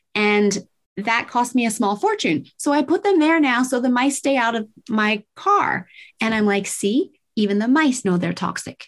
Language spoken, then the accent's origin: English; Tokyo, Japan; I was raised in Tokyo, Japan in the 70s